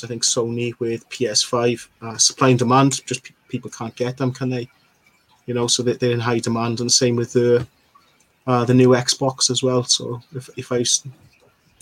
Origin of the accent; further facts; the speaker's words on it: Wales, United Kingdom; me being a proud Welshman